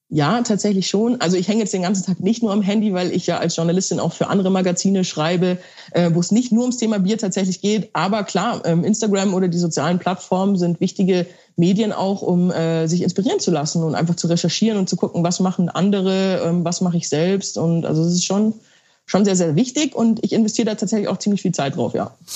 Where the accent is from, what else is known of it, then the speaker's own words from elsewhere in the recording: Bavaria, Germany; ich komme ja aus Bayern, also wirklich der Heimat des äh, Weißbieres